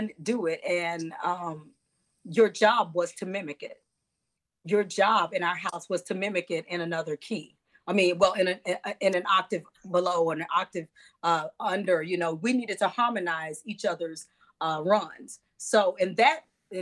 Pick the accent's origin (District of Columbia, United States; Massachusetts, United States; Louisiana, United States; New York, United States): Louisiana, United States; Monroe; moved away as an adult; now in Chicago, United States; We grew up in Monroe